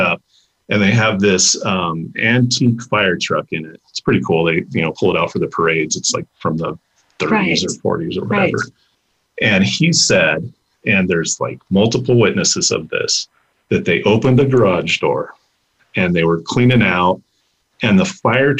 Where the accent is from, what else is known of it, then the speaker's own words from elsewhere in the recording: Pueblo, Colorado, United States; also born or lived in Washington, D.C.; you're from Pueblo